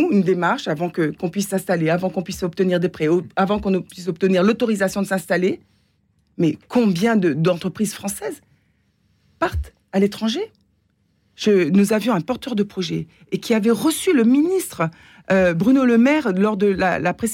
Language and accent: French; Réunion; Non, nous, nous, sommes français, européens, je suis réunionnaise